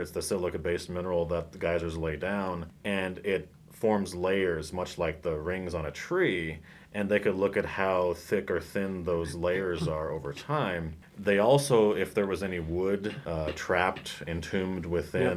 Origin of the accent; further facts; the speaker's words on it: Red Lodge, Montana, United States; I grew up in Red Lodge, which is basically just over the mountain from Yellowstone